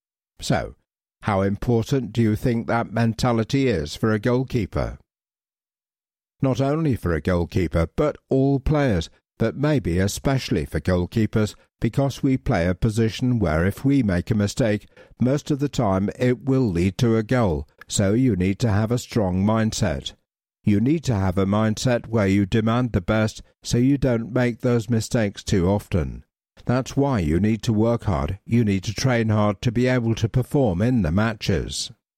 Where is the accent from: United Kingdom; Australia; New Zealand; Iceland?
Iceland; because it's not the same growing up in Iceland, where you can play football in good conditions maybe 3 months a year